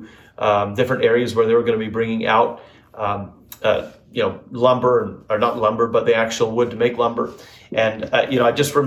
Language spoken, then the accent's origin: English; Northern Alberta, Canada; moved away; And home for me was Northern Alberta, Canada. I don't know if maybe you don't know, but I was born and raised in Canada.